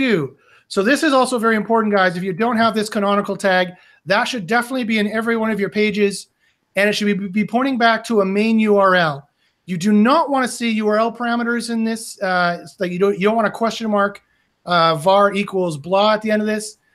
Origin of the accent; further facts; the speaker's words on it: Canada; I'm from Canada